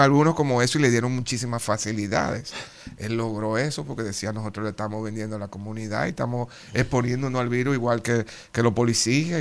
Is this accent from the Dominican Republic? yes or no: yes; Dominican Republic; moved away; Los fajadores que somos y lo creativos que somos los dominicanos